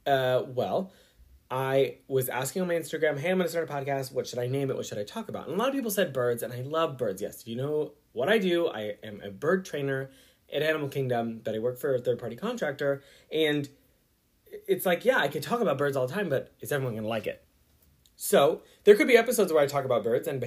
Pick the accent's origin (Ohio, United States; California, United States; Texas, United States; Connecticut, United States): Texas, United States; San Antonio; moved away as an adult; now in Kissimmee, United States; I was born and raised in the Lone Star State of Texas in San Antonio and lived there since I was born up till 2018